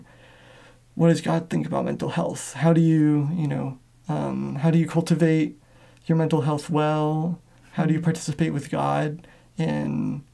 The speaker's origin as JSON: {"language": "English", "region": "Washington", "country": "United States", "tie": "born or raised there", "also_born_or_lived": "Atlanta, Georgia", "said": "my whole family, it was immediate family that I grew up with in Washington"}